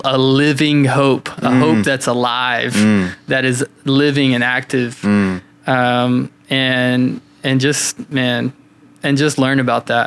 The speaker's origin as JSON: {"language": "English", "town": "London", "region": "Kentucky", "country": "United States", "tie": "born or raised there", "moved": "yes", "said": "London, Kentucky? That's my hometown"}